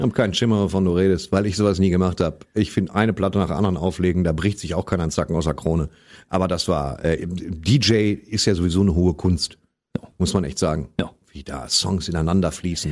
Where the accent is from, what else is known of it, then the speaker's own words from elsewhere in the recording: West Germany, Germany; ich komme aus dem Westen